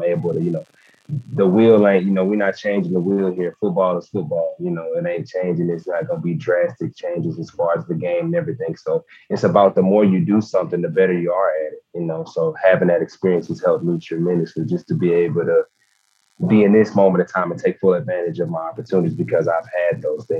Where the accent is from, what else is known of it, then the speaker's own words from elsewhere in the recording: Gadsden, Alabama, United States; He's from actually from Birmingham. I'm from Gadsden. So me and him have a pretty good relationship. We're about 30 minutes away.